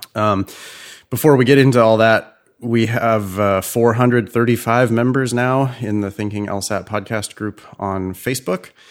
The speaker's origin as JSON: {"language": "English", "region": "California", "country": "United States", "also_born_or_lived": "Boston", "said": "as a Californian"}